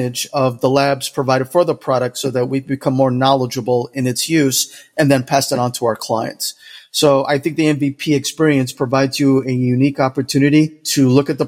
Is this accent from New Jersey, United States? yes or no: no; New York, United States; now in Jacksonville, United States; I'm originally from New York, what you would call a New Yorker, but I'm also Dominican. I currently live in Jacksonville, Florida